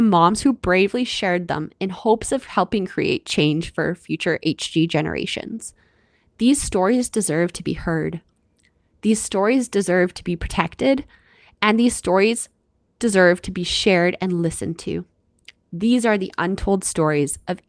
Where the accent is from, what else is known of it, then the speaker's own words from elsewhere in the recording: Canada; I'm your Canadian host